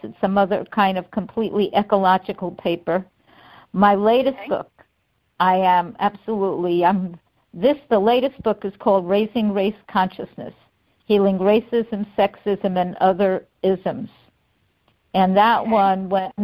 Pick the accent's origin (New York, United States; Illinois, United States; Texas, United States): New York, United States; New York City; moved away as an adult; also born or lived in Manhattan / Chelsea; now in Fort Lauderdale, United States; I was born in Brooklyn